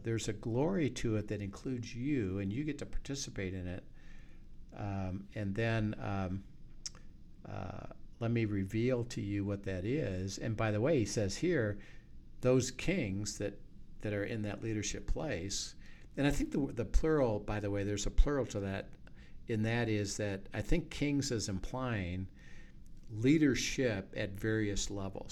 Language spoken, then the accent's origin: English; United States; I'm an American